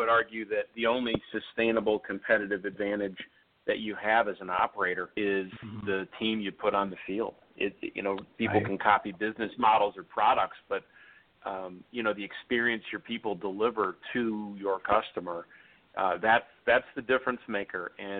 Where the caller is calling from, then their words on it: Chicago, Illinois, United States; Chicago, Illinois.